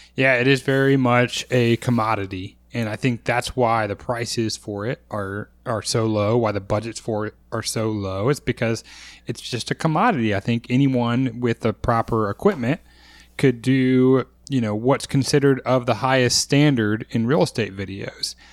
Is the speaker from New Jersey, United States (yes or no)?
no; Texas, United States; as a Texan